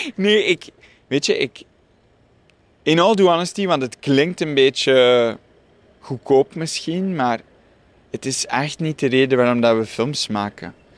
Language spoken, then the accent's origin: Dutch; Dikkelvenne, Flanders, Belgium; Ik groeide op in Dikkelvenne